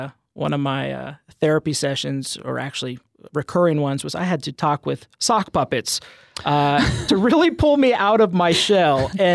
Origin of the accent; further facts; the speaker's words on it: Denver, Colorado, United States; I was born in Colorado. I was born in Denver on a nice blizzard evening, or early morning, rather. My folks are both from Texas, but they moved to Colorado soon after they were married. And I was born back in 87 and grew up there.